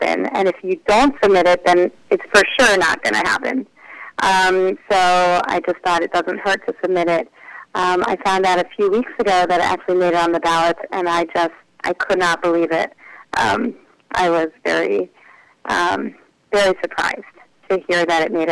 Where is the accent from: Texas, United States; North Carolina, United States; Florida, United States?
North Carolina, United States; Charlotte; I am from Charlotte, North Carolina. I was born and raised there